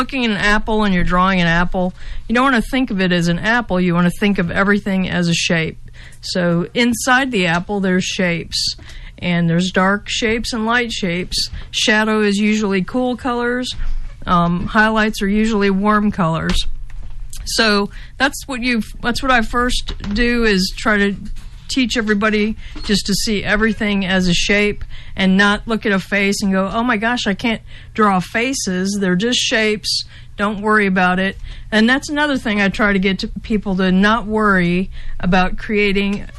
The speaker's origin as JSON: {"language": "English", "town": "Temple", "region": "Texas", "country": "United States", "said": "I'm from Temple, and I have a gallery in Temple"}